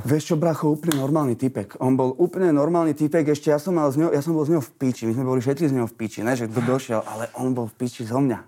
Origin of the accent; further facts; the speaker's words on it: Bratislava, Bratislava Region, Slovakia; also born or lived in Vienna, Austria; ten život tu u nás vo Vrakúni